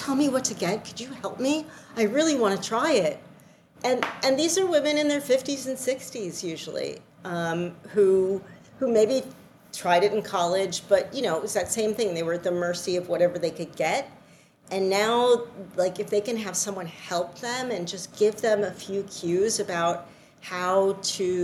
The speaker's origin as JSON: {"language": "English", "town": "New York City", "region": "New York", "country": "United States", "moved": "as an adult", "lives_now": "Connecticut, United States", "said": "I am a New Yorker at heart and always will be"}